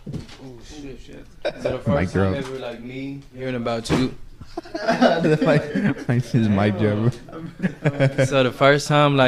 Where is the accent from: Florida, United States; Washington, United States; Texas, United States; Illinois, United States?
Texas, United States; Freeport; also born or lived in Lake Jackson, Texas; I'm from Freeport, Texas. I'm from 10th Street, Freeport. I'm from that Jones Creek too